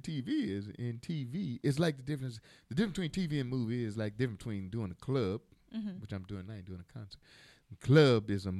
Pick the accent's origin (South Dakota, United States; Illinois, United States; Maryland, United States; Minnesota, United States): Illinois, United States; Chicago; And I grew up in Chicago, but they were in Georgia.